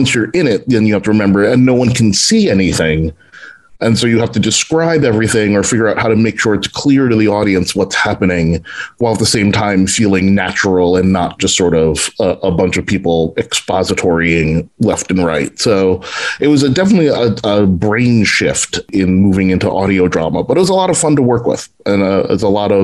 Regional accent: New York, United States; I'm from New York

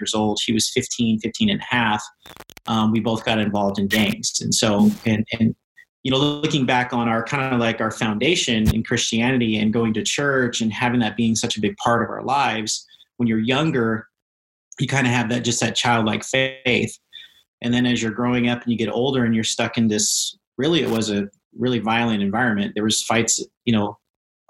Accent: San Diego, California, United States; also born or lived in Oregon; originally from San Diego. I was born in Oregon, but when I was young, I was about seven, 8 years old, we moved to San Diego. And pretty much so, I feel like I was raised there for the most part

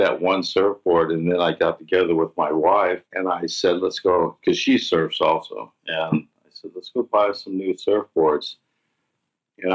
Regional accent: Southern California, United States; I was born and raised here in Southern California

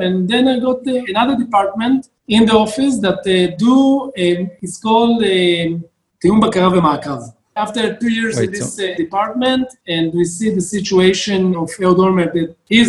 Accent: Tirat Carmel, Haifa District, Israel; I'm born in Tirat HaKarmel. It's a small town, you know, in the 80s, 90s, you don't have something to do. You go to the Scout and Beitar and Bnei Akiva and whatever you have in the small area that you live in.

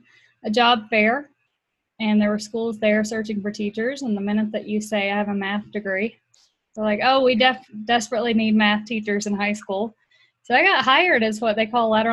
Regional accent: Appalachian Mountains, United States; I grew up in the Appalachian Mountains

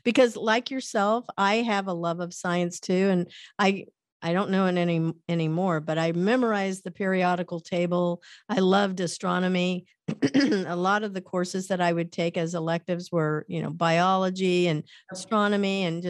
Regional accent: Kansas, United States; born there; also born or lived in Missouri; I was born in Kansas, lived in Missouri, lived all over the US, but don't ever remember being in Ohio.

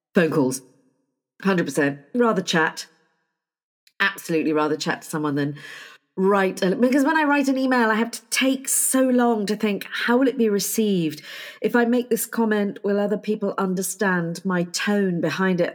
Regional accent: United Kingdom; I am terribly British

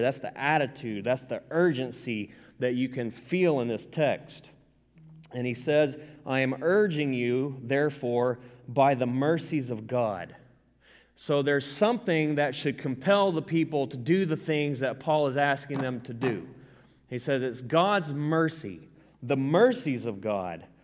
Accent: the South, United States; I'm from the South. I don't apologize for it. I'm right proud of it

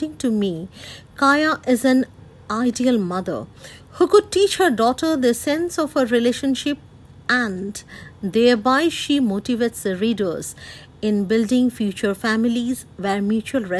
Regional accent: India; I hail from India.

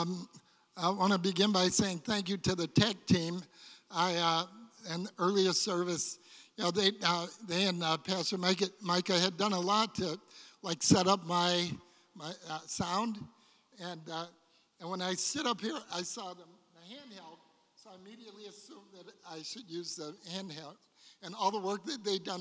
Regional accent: Detroit, Michigan, United States; when I was a child and I was growing up in Detroit

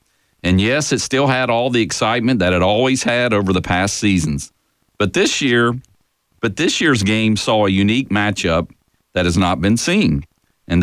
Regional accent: near Emory, Virginia, United States; moved away; the school down near my hometown, Emory and Henry College.

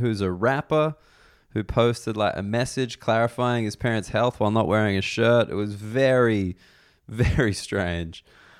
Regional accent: Reno, Nevada, United States; I grew up in Reno, bloody Reno, in the US

